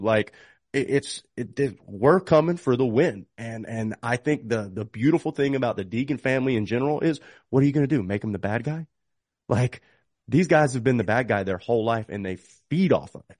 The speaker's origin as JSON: {"language": "English", "region": "North Carolina", "country": "United States", "tie": "born or raised there", "said": "North Carolina, not to just you know, say it because it's my home state"}